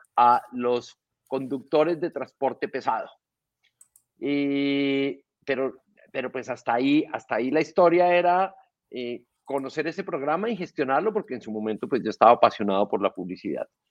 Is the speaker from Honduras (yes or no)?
no; Colombia; soy un colombiano